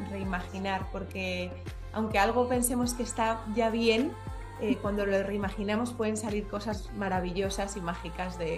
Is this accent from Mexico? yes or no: no; Madrid, Community of Madrid, Spain; moved away as an adult; also born or lived in France / Belgium / China; now in Panama; yo nací y crecí en Madrid